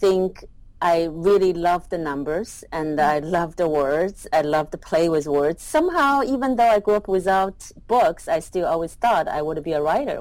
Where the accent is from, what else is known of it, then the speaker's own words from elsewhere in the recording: Shanghai, China; moved away; also born or lived in northern China (coal mining city) / Chinese countryside; I grew up mostly in Shanghai, and then I also spent a few years in the northern part of the country in a coal mining city, and then I spent some years in the countryside